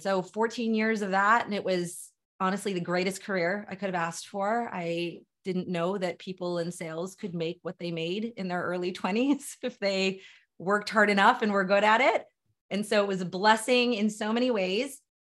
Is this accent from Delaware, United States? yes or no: yes; Delaware, United States; also born or lived in Philadelphia suburbs, Pennsylvania; now in Philadelphia, United States; born and raised in the small and mighty state of Delaware, currently live in Philadelphia Metro